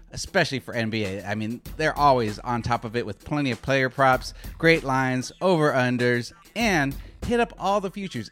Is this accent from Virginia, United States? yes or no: no; Arizona, United States; moved away as an adult; also born or lived in New York; I grew up in Arizona, so I grew up with earlier games